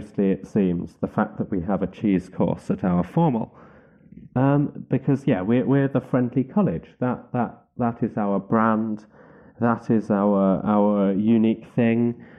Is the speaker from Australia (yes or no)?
no; Wales, United Kingdom; Being the Welsh nationalist that I am, I was taking quite a lot of pleasure in the fact the SNP had won that particular seat